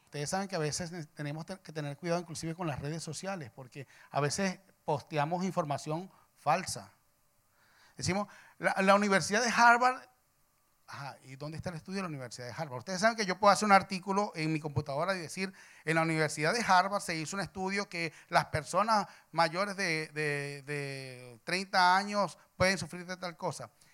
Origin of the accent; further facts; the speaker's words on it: Venezuela; soy venezolano